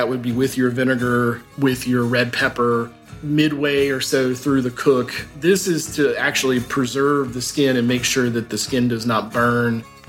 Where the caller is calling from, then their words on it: Richmond, Virginia, United States; I'm joining you from Richmond, Virginia.